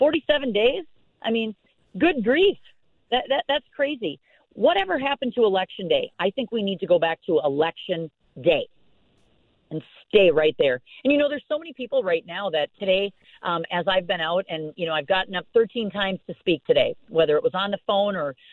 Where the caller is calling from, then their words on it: Falcon Heights, Minnesota, United States; I'm in Falcon Heights. That's where we are.